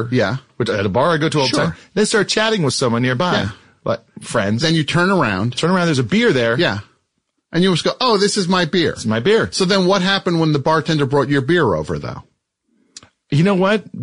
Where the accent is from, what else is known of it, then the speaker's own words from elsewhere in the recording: Hawaii, United States; It's a type of juice that, uh, I grew up drinking in Hawaii.